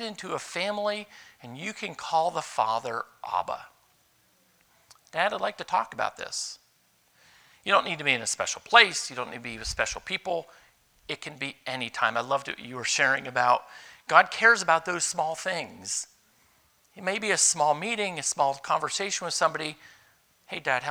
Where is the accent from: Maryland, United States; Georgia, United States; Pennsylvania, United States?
Pennsylvania, United States; Youngsville; I grew up in Youngsville, Pennsylvania, way up in northwest Pennsylvania